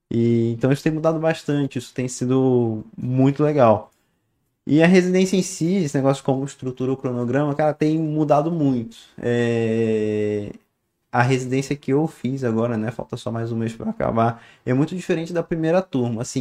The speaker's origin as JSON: {"language": "Portuguese", "town": "Niterói", "region": "Rio de Janeiro", "country": "Brazil", "said": "Não, pô, eu sou, eu sou de Niterói. Eu sou, eu sou de Niterói. Eu sou da praia."}